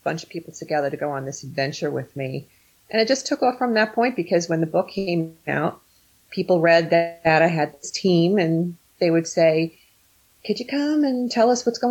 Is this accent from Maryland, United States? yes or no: no; New York, United States; also born or lived in New Jersey; now in Sussex County, New Jersey, United States; I'm from New Jersey, originally from New York, but been living in Jersey longer than I did in New York growing up.